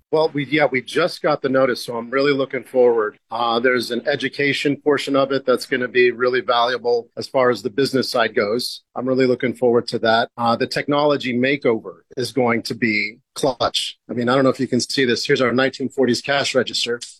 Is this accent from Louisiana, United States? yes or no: no; California, United States; moved away as an adult; now in Portland, United States; I'm from California, so I know that uh, I'm one of those California transplants